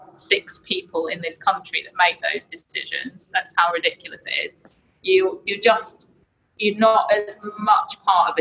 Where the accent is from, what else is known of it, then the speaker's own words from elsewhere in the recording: Blackpool, North West England, United Kingdom; also born or lived in London; Because I'm from up here, well, I'm from Blackpool originally